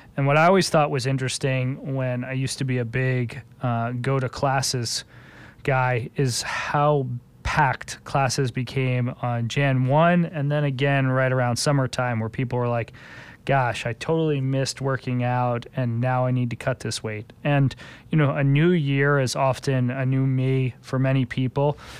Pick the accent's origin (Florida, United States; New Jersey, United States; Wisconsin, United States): New Jersey, United States; East Coast; now in Chicago, United States; Growing up on the East Coast, I had the opportunity to use New Jersey Transit